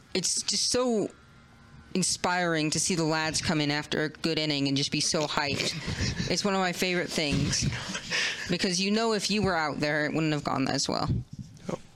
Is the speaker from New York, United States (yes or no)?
yes; New York, United States; I was born in New York